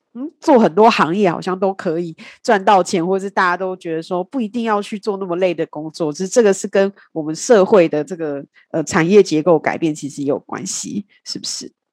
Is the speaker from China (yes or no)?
no; Kaohsiung, Taiwan; 因为我是高雄人